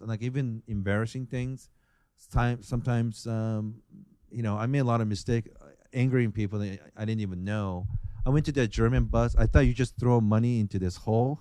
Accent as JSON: {"language": "English", "country": "Japan", "moved": "yes", "said": "I'm from Japan"}